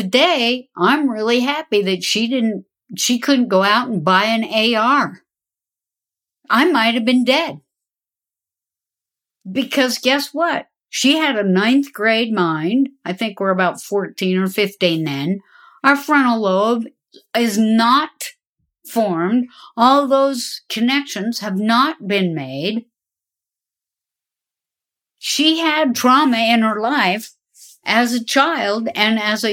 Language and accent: English; the West, United States; I grew up in the West. I'm a daughter of the Golden West.